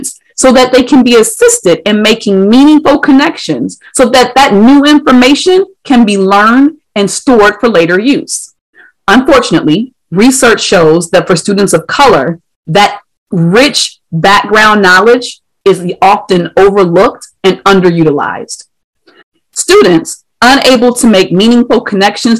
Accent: Ohio, United States; my home state of Ohio

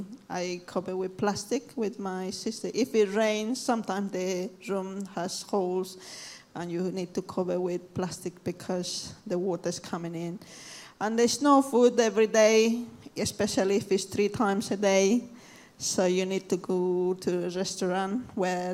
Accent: Cochabamba, Bolivia; now in London, United Kingdom; I'm from Bolivia, Cochabamba. If anyone knows where it is, I'm from there

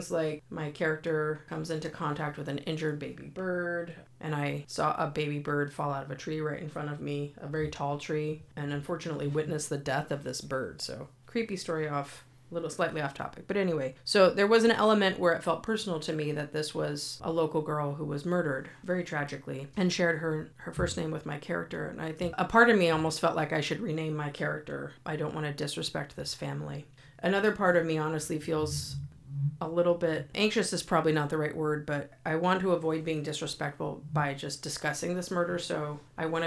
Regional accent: Santa Cruz, California, United States; my hometown of Santa Cruz, California

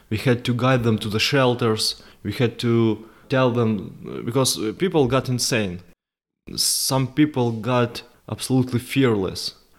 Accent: Ukraine; I went back, uh, to my hometown, stayed there for several months

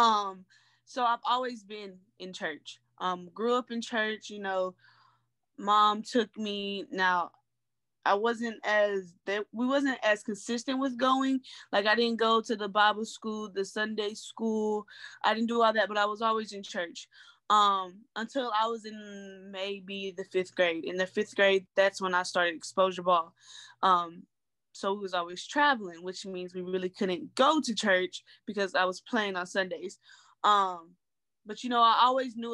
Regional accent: Knoxville, Tennessee, United States; moved away as an adult; now in Lexington, United States; I'm from Knoxville, Tennessee, born and raised

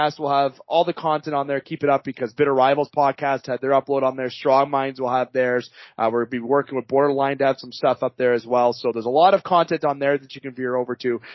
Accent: Canada; as a Canadian

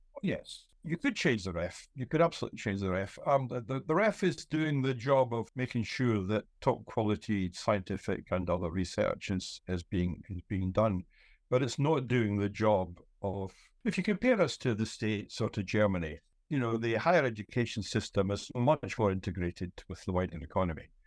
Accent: Scotland, United Kingdom

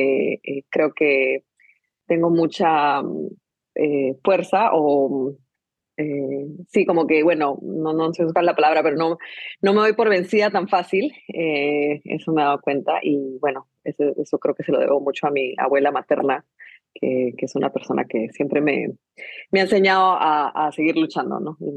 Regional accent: Guatemala; born there; me gusta simplemente decir que, que, nací en Guatemala, pero, pero realmente ya en mí hay un poquito de, de todo.

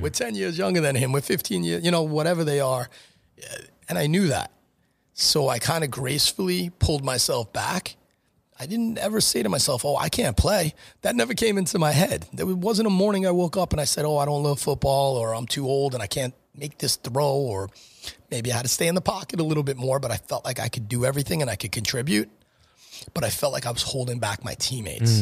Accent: Franklin Square, New York, United States; also born or lived in New Hyde Park; I grew up in the Franklin Square School District. I went to Cary High School till the end of tenth grade, transferred to New Eye Park, graduated New Eye Park High School. Uh, wound up going to Hofstra, so I was always a Long Island guy.

